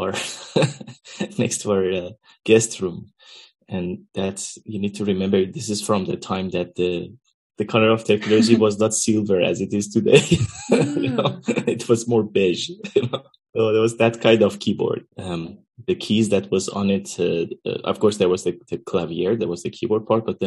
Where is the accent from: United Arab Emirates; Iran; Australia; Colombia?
Iran; moved away as an adult; also born or lived in Netherlands; now in Amsterdam, Netherlands; I'm originally from Iran, and I grew up there, and I came to Netherlands around 13 years ago